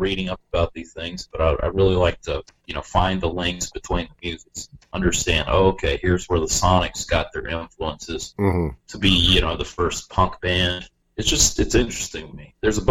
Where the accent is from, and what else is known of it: Charlotte, North Carolina, United States; born or raised there